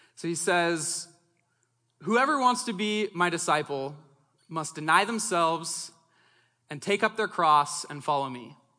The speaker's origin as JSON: {"language": "English", "town": "Longview", "region": "Washington", "country": "United States", "tie": "born or raised there", "also_born_or_lived": "Los Angeles, California / Seattle, Washington", "said": "growing up in Southwest Washington"}